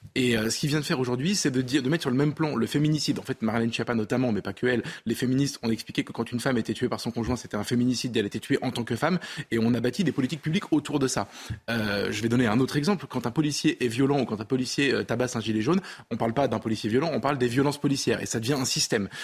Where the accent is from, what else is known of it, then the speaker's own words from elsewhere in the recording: France; je suis français